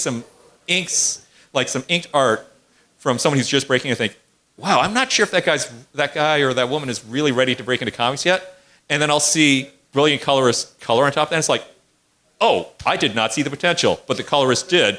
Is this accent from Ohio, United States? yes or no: no; Indiana, United States; I grew up in Indiana near the Art Institute